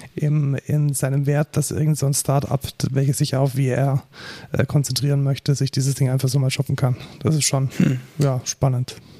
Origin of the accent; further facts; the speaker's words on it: near Munich, Bavaria, Germany; Also ich bin ja aus der Nähe von München